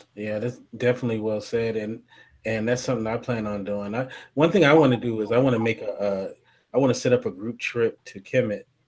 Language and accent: English; Los Angeles, California, United States; we're both from Los Angeles